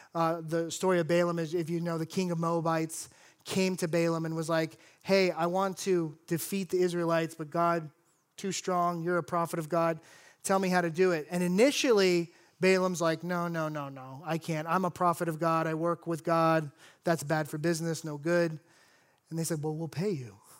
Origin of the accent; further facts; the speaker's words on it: South Florida, United States; I grew up in South Florida